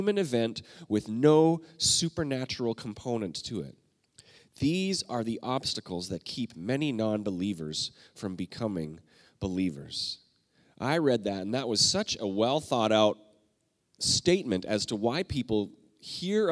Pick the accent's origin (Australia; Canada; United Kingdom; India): Canada; I'm Canadian